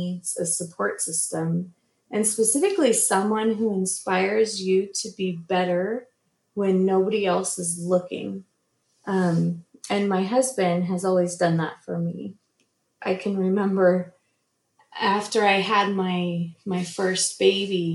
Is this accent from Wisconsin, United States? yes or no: no; Southern California, United States; moved away as an adult; also born or lived in Utah, United States; now in North Texas, United States; I grew up in Southern California